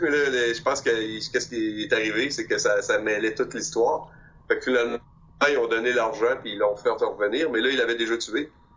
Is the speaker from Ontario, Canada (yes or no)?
no; Quebec, Canada; j'ai grandi à Québec